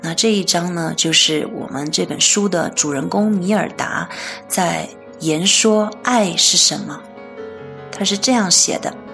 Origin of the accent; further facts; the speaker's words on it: China; 我们中国人